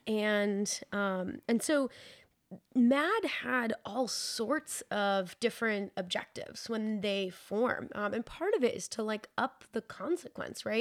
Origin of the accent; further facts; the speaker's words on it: New Hampshire, United States; growing up in New Hampshire